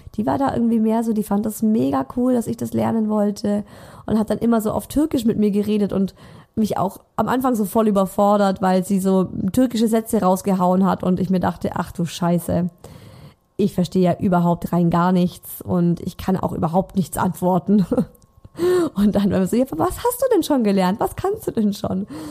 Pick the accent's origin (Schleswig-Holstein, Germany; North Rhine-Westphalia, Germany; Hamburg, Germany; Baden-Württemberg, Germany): Baden-Württemberg, Germany; Swabia; accent: Swabian; now in Munich, Germany; ich spreche Schwäbisch mit ihm, nicht krasses Schwäbisch, aber es gibt schon viele Wörter, die ich einfach anders ausspreche